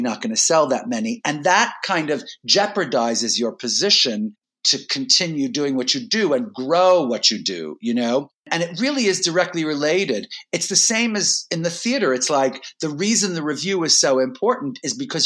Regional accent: New York City, New York, United States; born or raised there

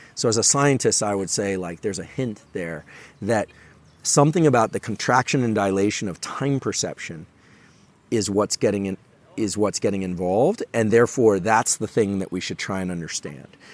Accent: Palo Alto, California, United States; I'm from Silicon Valley, born and raised in Palo Alto

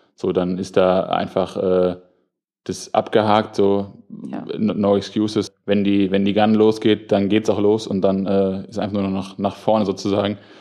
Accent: Darmstadt, Hesse, Germany; moved away as an adult; now in Frankfurt, Germany; ich komme ja aus Darmstadt

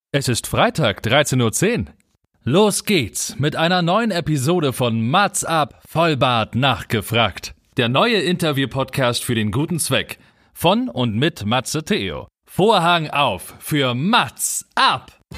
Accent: Wiesbaden, Hesse, Germany; also born or lived in Mainz / Rheingau; ich bin in Wiesbaden geboren und ähm, habe dann eine lange Zeit in Mainz gewohnt.

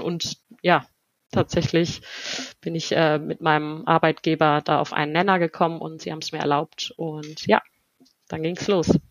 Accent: Germany; first language German and Spanish; ich bin hier geboren, also in Deutschland geboren worden und von Anfang an zweisprachig erzogen worden

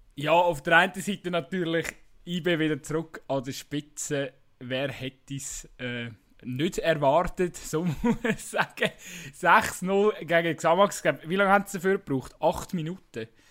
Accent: Switzerland; bei uns in der Schweiz

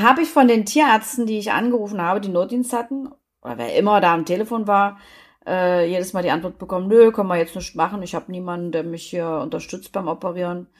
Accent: East Germany, Germany; ich bin ja in der DDR groß geworden

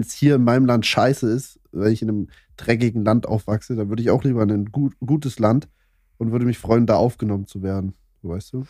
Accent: Saxony, Germany; also ich komme ja aus Sachsen

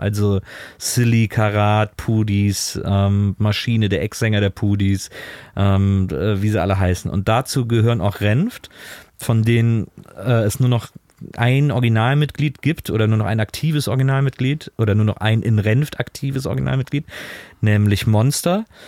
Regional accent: Cologne area, North Rhine-Westphalia, Germany; ich komme aus dem Kölner Raum.

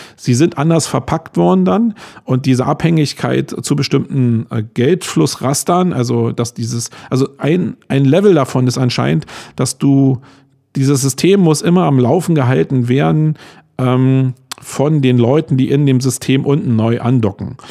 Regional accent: Germany; als Deutscher

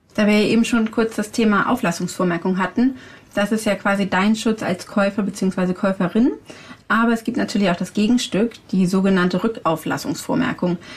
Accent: Hamburg, Germany; Bei uns in Hamburg

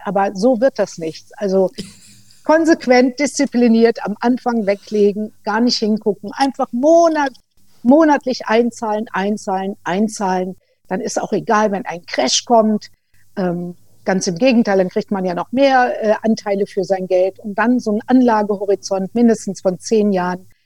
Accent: Germany; bei uns in Deutschland

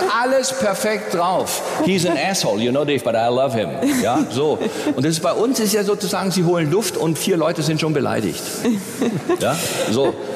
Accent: Nürtingen, Baden-Württemberg, Germany; ich bin in Nürtingen aufgewachsen

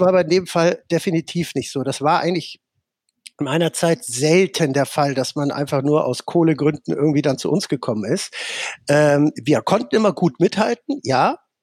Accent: Netherlands; also born or lived in Dortmund; now in Germany; ich komme aus Holland und bin in mhm. Holland groß geworden

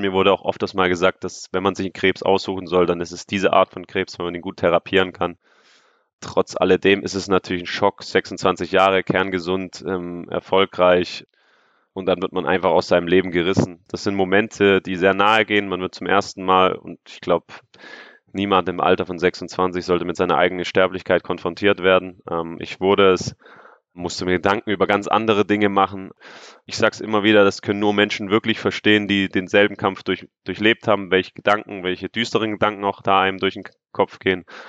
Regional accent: Stuttgart, Baden-Württemberg, Germany; moved away as an adult; Stuttgart ist meine Heimatstadt, dort sind meine ganzen Freunde

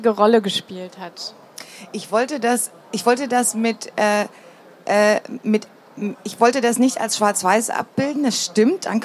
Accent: East Germany, Germany; wenn ich zum Beispiel gesagt habe, ich bin im Osten groß geworden, dann haben die sofort ein Bild

